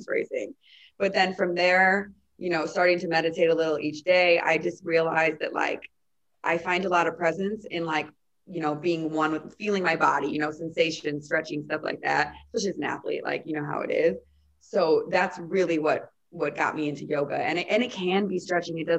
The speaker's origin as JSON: {"language": "English", "town": "Chicago", "region": "Illinois", "country": "United States", "tie": "born or raised there", "said": "playing in front of my hometown"}